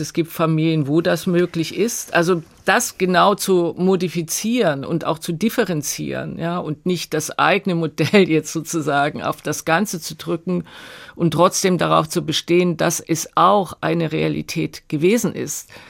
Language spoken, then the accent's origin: German; East Germany, Germany